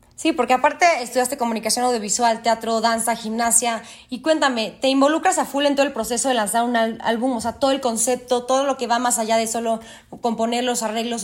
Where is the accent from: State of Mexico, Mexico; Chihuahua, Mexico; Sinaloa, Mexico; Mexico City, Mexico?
Mexico City, Mexico; yo soy de la Ciudad de México